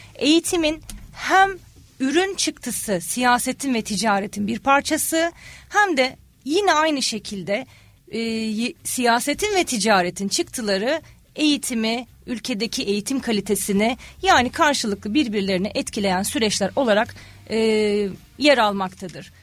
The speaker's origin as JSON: {"language": "Turkish", "region": "İzmir", "country": "Turkey", "tie": "born or raised there", "also_born_or_lived": "Ankara / Australia", "said": "1981 İzmir doğumluyum"}